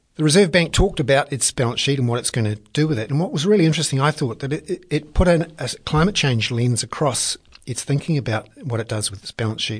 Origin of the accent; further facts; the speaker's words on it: Wellington, New Zealand; I'm from Wellington.